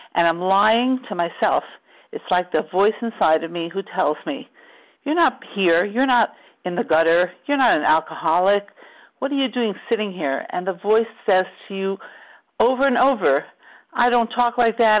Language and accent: English; New York, United States; we grew up in New York